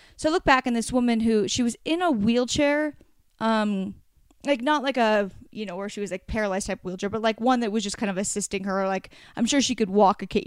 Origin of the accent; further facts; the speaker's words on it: Oregon, United States; I grew up on the beach in Oregon